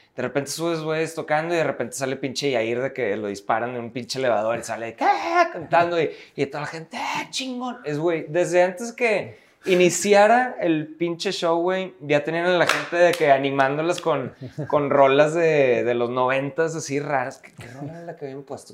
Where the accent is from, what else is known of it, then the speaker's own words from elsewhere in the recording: Monterrey, Nuevo León, Mexico; somos rudos, los regios, por ser directos